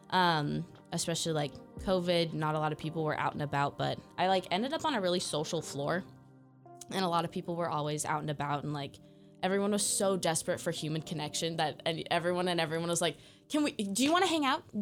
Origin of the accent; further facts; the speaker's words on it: San Juan Bautista, California, United States; moved away as an adult; now in Corvallis, United States; I'm also Bay Area. Okay, where in Bay Area? um, specifically San Juan Bautista. If you ever had to study the missions, I live by a mission.